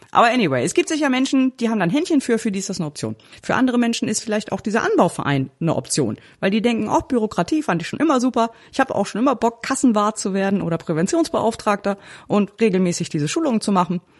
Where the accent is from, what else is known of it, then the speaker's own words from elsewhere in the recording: Northern Germany, Germany; Ich bin ja auch ein Norddeutscher und man sieht mir meine Freude nicht unbedingt an, aber ich freue mich richtig.